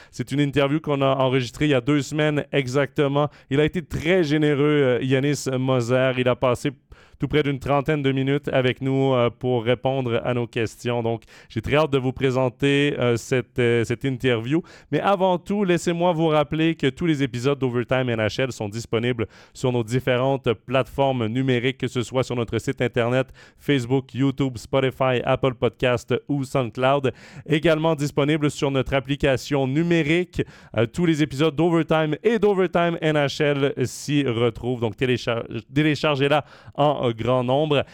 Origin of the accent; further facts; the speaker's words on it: Quebec, Canada; je suis québécois